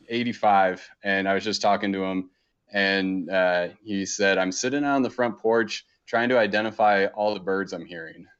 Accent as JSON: {"language": "English", "area": "suburb outside Baltimore, East Coast", "region": "Maryland", "country": "United States", "tie": "born or raised there", "moved": "yes", "lives_now": "Montana, United States", "said": "I grew up on the East Coast, um, in a pretty kinda typical suburb. Um, we, we were about thirty, forty minutes outside of Baltimore, pretty close to D C"}